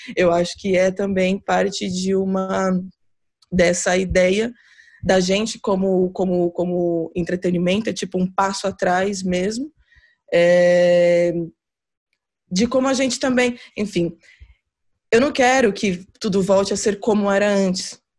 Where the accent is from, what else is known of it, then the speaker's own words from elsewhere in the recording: Brazil; moved away as an adult; also born or lived in São Paulo; now in Portugal; estou aqui como como como brasileira